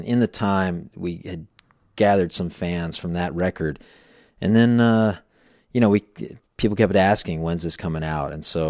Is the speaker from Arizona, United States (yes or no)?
yes; Phoenix, Arizona, United States; also born or lived in Chicago; now in Los Angeles, United States; I was in Chicago. I grew up in Phoenix.